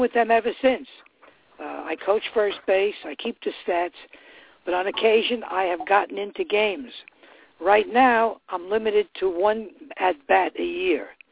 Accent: New York City, New York, United States; I'm from the East Bronx

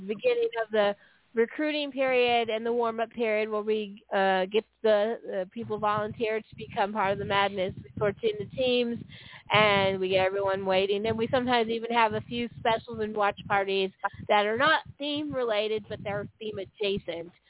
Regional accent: San Francisco Bay Area, California, United States; I grew up in San Francisco Bay Area in in the 80s

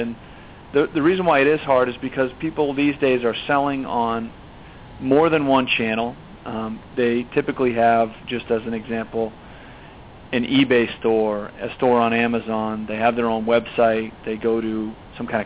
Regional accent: Boston, Massachusetts, United States; moved away as an adult; now in California, United States; Grew up on the East Coast, in Boston, born and raised there. Moved to California about 14 years ago

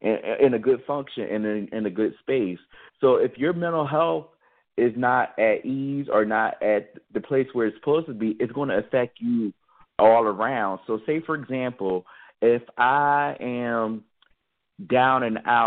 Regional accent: Philadelphia, Pennsylvania, United States; now in Pittsburgh, United States; Growing up in Philadelphia, I was volunteering at hospitals

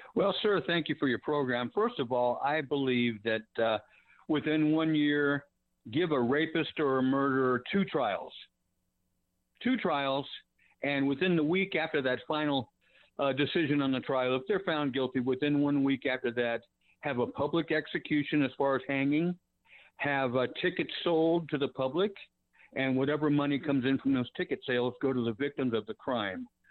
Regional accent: Sacramento, California, United States; I'm sixty-nine. I grew up in Sacramento.

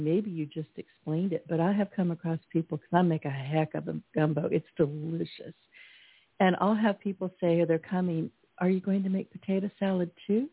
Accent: California, United States; now in Louisiana, United States; Me being an introverted Californian

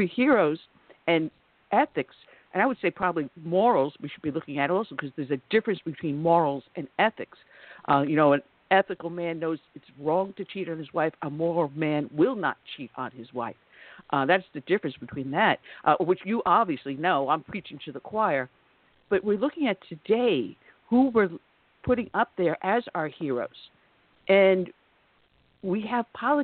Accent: New York, United States; I am from New York and I'm familiar with the area

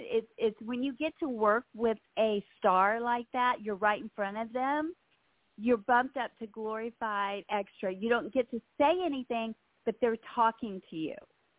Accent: West Monroe, Louisiana, United States; moved away as an adult; also born or lived in Los Angeles, California; I'm originally from West Monroe, Louisiana. That is the town of Duck Dynasty, by the way.

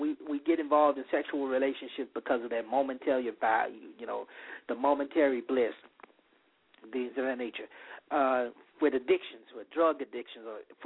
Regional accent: the South, United States; I'm from the South. It's warm.

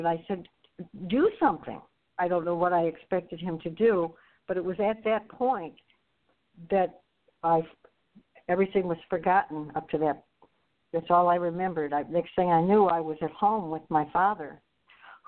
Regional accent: Novi, Michigan, United States; we grew up in Novi, which was just country.

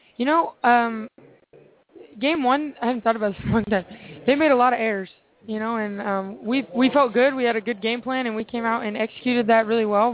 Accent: Seattle, Washington, United States; I'm from Seattle

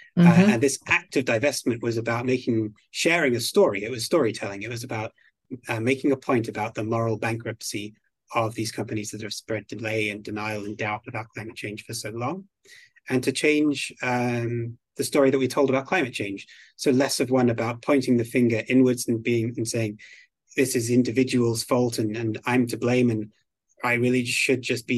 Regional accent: Belgium; also born or lived in United Kingdom; now in United States; Originally, I'm from the United Kingdom. I grew up in Belgium, where I went to an international school. And then I came to the United States on an exchange program at university. I fell in love with California and decided to stay.

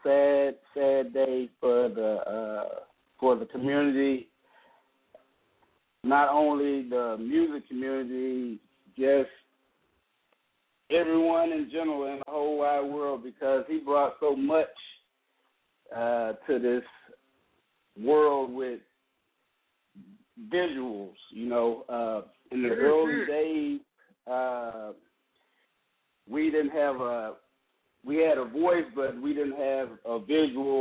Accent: East St. Louis, Illinois, United States; growing up in East St. Louis, you know, that's a rough area

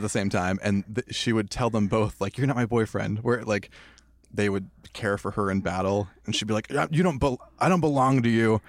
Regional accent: United States; now in Los Angeles, United States; as a Chicano guy, I feel like I'm being told that I'm half of something all the time. Like, I'm half Mexican, I'm half Irish, I'm, like, half an American guy.

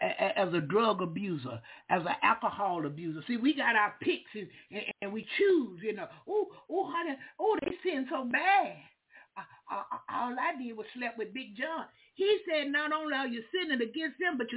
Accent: Duval County, Florida, United States; I'm from Duval County

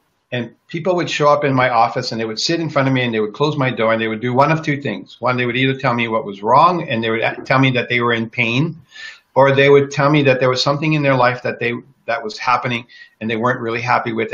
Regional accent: Kona, Hawaii, United States; moved away; I grew up in Kona on the Big Island in Hawaii. I'm the only one in my family that left Hawaii.

